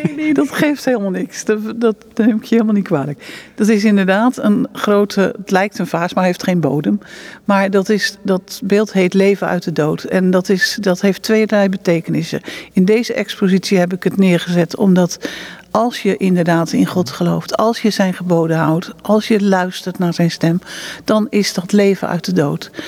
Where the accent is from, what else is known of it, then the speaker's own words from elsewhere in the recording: Netherlands; moved away as an adult; now in Israel; we komen natuurlijk uit Nederland